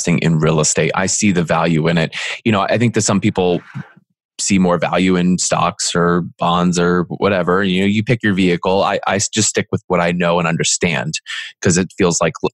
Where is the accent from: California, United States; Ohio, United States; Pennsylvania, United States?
Pennsylvania, United States; Philadelphia; moved away; also born or lived in Franklin, Tennessee / Seattle; I'm originally from Philly